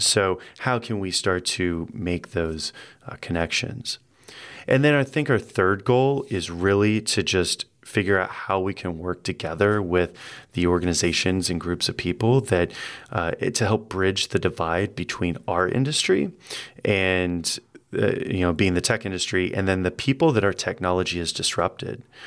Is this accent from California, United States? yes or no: no; Indianapolis, Indiana, United States; moved away; I'm from Indianapolis in the Midwest